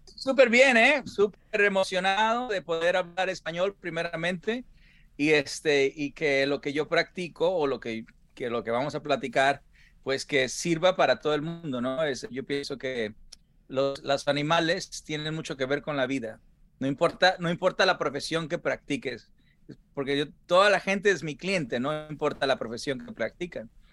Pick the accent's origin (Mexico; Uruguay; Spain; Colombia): Mexico; Sinaloa; moved away; como sinaloense, mira, yo crecí con, con todos, pues Salvador Sánchez y todas eh, Pipino Cuevas